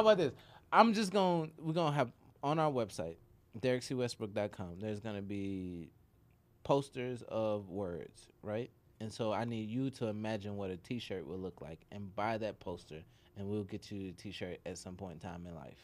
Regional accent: Nashville, Tennessee, United States; also born or lived in Chicago; I grew up in Nashville, Tennessee

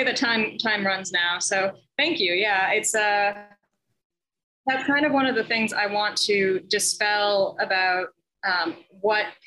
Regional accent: Massachusetts, United States; moved away as an adult; now in Connecticut, United States; I grew up in Massachusetts, born and bred there. I'm currently living in Connecticut.

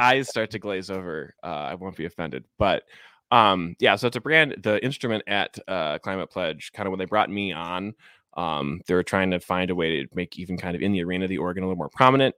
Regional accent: Chicago, Illinois, United States; moved away as an adult; now in Seattle, United States; I grew up in Ch, Chicago, Cubs fan, um, but I moved out to Seattle in twenty fifteen

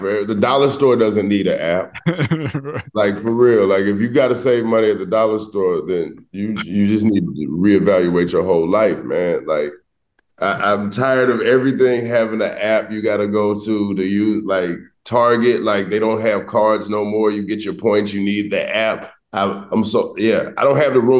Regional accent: Atlanta, Georgia, United States; I'm from Atlanta.

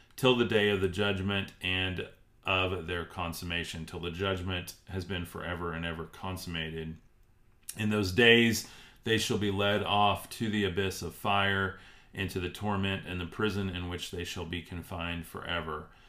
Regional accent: Texas, United States; I'm from Texas, actually, Alexandria

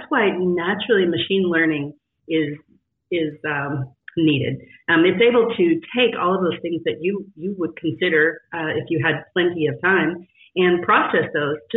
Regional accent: West Texas, United States; I grew up in West Texas in this Friday Night Lights world where everything was tied to sports

